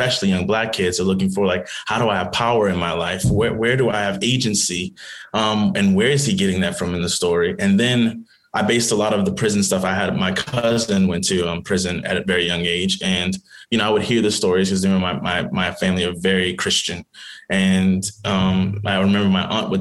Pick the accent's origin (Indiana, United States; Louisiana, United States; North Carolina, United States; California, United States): Louisiana, United States; New Orleans; I grew up in New Orleans